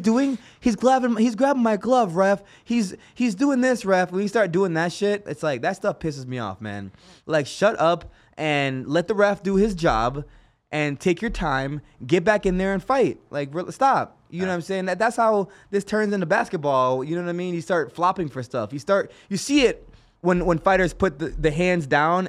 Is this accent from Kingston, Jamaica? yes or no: yes; Kingston, Jamaica; now in Las Vegas, United States; I was born in Kingston, Jamaica